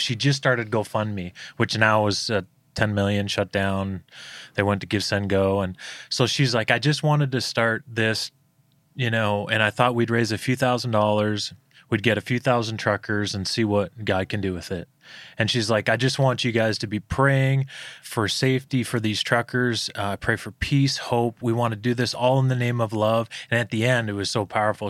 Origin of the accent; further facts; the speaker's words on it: Toronto, Ontario, Canada; moved away; in, in Ontario, my, where I'm from, it's the, uh, most lockdown place in the world